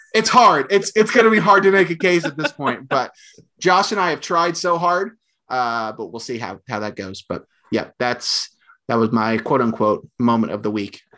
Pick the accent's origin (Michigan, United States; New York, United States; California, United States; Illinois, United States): Illinois, United States; Oakwood; from Oakwood, Illinois, from Oakwood High School, obviously my hometown